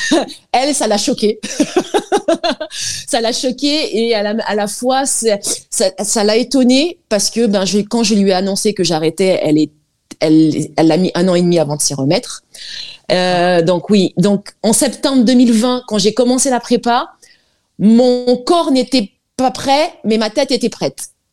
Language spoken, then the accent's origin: French; French Guiana; moved away; je suis guyanaise d'origine, mère euh, algérienne et père guyanais